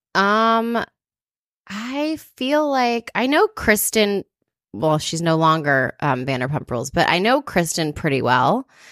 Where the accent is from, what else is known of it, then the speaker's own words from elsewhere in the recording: Atlanta, Georgia, United States; now in Los Angeles, United States; I'm from Atlanta